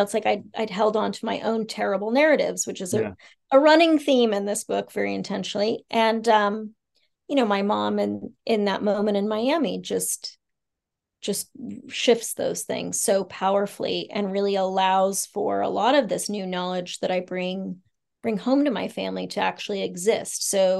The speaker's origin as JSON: {"language": "English", "region": "Bangkok", "country": "Thailand", "tie": "born there", "said": "And I was born in Bangkok away from our family."}